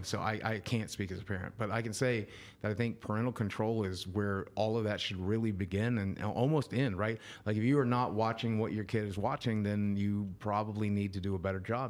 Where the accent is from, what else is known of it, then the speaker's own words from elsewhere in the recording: Southwest Virginia, United States; moved away; also born or lived in Arkansas; I come from Southwest Virginia.